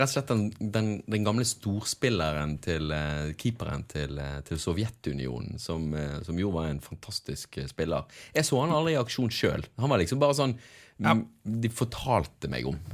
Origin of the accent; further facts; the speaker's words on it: Bergen, Vestland, Norway; der det var der jeg bodde når jeg var syv år gammel og begynte å spille fotball. Og ja, holdt på helt til jeg flyttet eh, til Åsane, fra Sandviken til Åsane